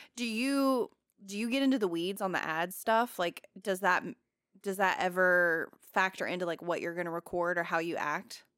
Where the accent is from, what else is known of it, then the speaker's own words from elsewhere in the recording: the South, United States; I'm from the South